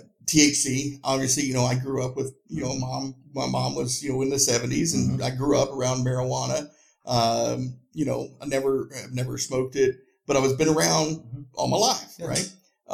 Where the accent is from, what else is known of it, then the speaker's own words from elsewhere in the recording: Tennessee, United States; I grew up in Northeast Tennessee, and in high school in the 90s